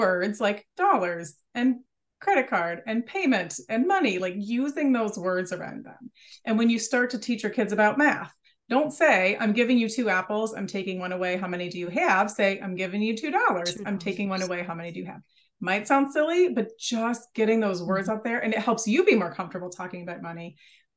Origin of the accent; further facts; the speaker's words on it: United States; I'm from America